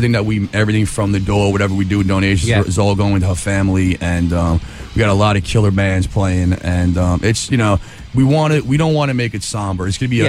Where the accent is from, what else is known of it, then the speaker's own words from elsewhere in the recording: Long Island, New York, United States; Long Island, New York.